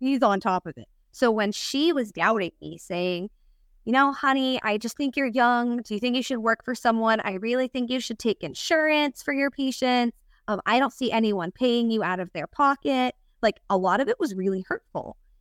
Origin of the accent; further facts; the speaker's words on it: Pennsylvania, United States; moved away as an adult; also born or lived in Rochester, New York / Florida; now in DeLand, United States; I'm from Pennsylvania